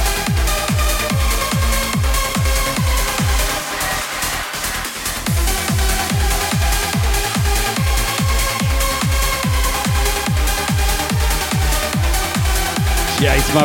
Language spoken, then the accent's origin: English; New Zealand; I'm from New Zealand